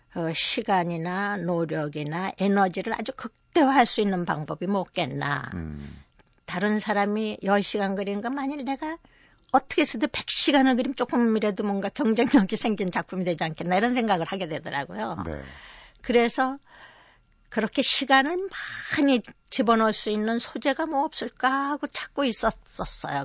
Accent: Seoul, South Korea; also born or lived in Okcheon, North Chungcheong; 저는 이제 서울에서 태어나서 그때 피난 생활을 한 1년 한 반 정도 한 거 외에는 서울에서만 네. 종로구 익선동에서

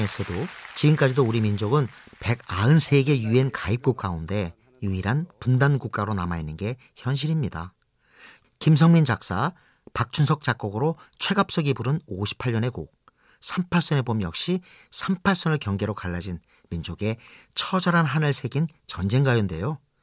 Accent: Ongjin, South Hwanghae, North Korea; now in South Korea; 제 고향 황해도 옹진

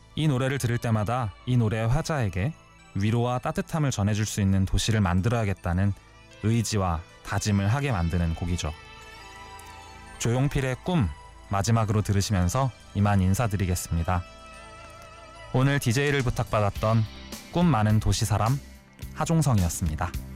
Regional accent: Seoul, South Korea; also born or lived in Namyangju, Gyeonggi Province; 태어난 곳은 경기도 남양주시지만 태어난 지 100일도 안 돼서 서울로 이사를 왔거든요. 바로 은평구 응암동입니다. 초등학교 3학년 때까지의

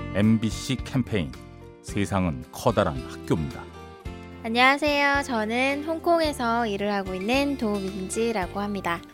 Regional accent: South Korea; moved away as an adult; now in Hong Kong

